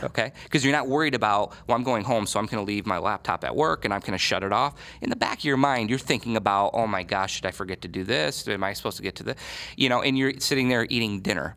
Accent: Michigan, United States; moved away as an adult; now in Columbus, United States; I'm from Michigan, and when I was gonna go to school in Columbus

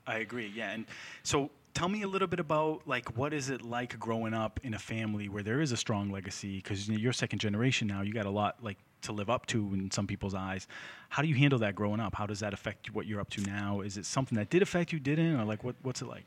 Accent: Lynn, Massachusetts, United States; I grew up in Lynn

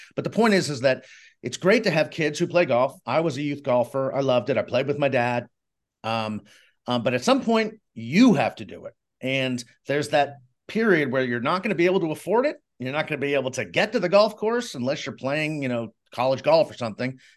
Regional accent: Boston, Massachusetts, United States; I grew up in Boston

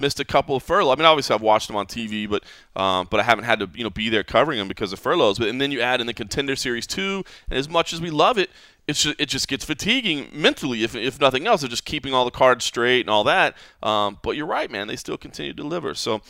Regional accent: Dallas–Arlington area, Texas, United States; Obviously, it's my hometown.

